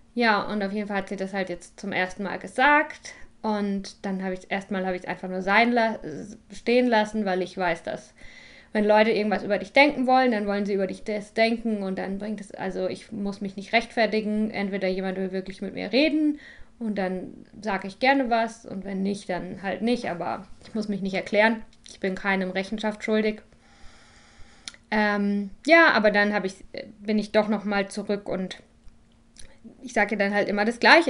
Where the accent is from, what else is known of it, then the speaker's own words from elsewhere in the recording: Germany; moved away; Ich bin nämlich wieder in Deutschland, ähm, in meiner Heimat bei meinen Eltern.